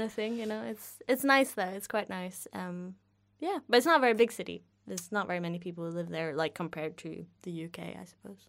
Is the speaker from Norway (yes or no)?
yes; Norway; English is a second language; moved away as an adult; now in Kent, United Kingdom; I wouldn't see my hometown in, in sunlight until, like, between maybe late November and March